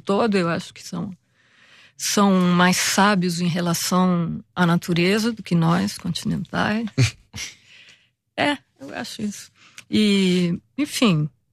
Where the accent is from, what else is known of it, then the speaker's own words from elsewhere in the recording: Rio de Janeiro, Brazil; quando a gente vem do Brasil e, sobretudo, do Rio de Janeiro, especificamente do Rio de Janeiro